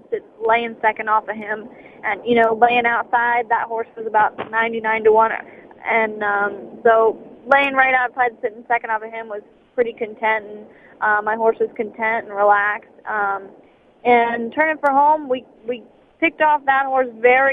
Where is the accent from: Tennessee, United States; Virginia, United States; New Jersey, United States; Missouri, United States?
New Jersey, United States; High Bridge; also born or lived in Mendham, New Jersey / Bedminster, New Jersey; I was born in Mendham when I was born at home, but I grew up in Highbridge, New Jersey, is where, you know, my hometown